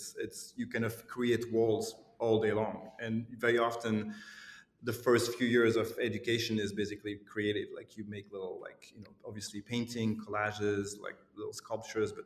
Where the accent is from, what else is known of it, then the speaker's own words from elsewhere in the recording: Lausanne, Vaud, Switzerland; moved away as an adult; also born or lived in Glasgow; my hometown, Lausanne